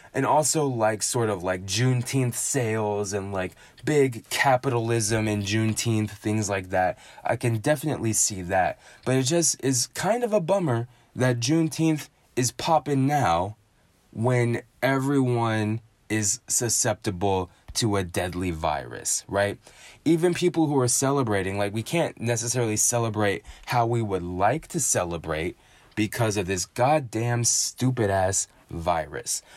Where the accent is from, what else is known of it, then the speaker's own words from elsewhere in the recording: United States; being an American